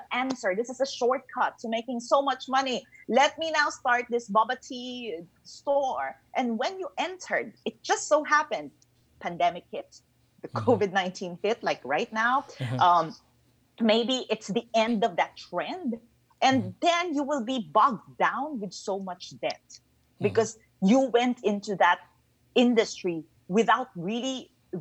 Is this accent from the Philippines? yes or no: yes; Philippines; I'm originally from the Philippines